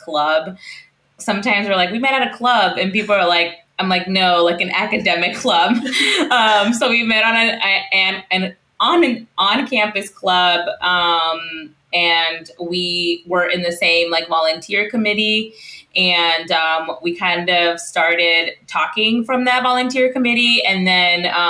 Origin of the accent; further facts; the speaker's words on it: Central Washington, United States; moved away as an adult; now in Illinois, United States; So we're both from the Central Washington area